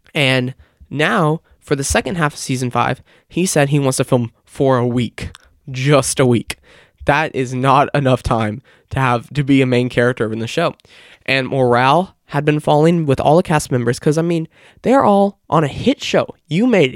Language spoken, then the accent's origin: English; Kansas City, Missouri, United States; Kansas City, Missouri, which is my hometown